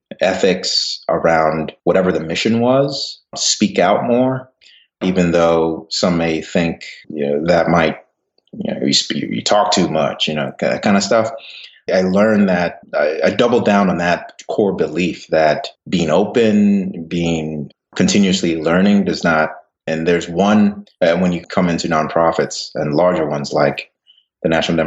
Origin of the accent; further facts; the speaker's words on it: Ghana; also born or lived in England; now in United States; So I was born in England, moved to West Africa, Ghana, and then moved to the U.S.